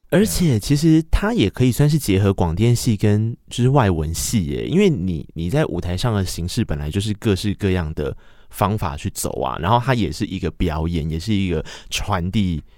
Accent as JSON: {"language": "Chinese", "region": "Tainan", "country": "Taiwan", "said": "我是台南人，然后我高中是台南一中"}